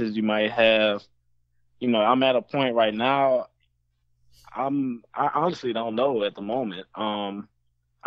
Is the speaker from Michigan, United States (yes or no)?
no; New Orleans, Louisiana, United States; I'm from New Orleans